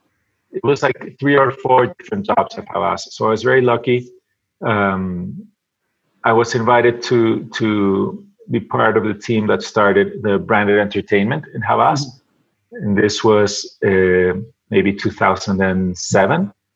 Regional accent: Venezuela; also born or lived in United States; now in Mexico City, Mexico; I'm originally from Venezuela. I went to school in the States, and I've been living in Mexico for the last 15 years.

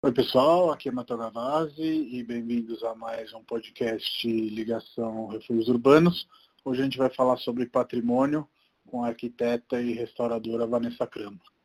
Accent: Rome, Lazio, Italy; moved away; eu cresci em Roma e quando era pequeno

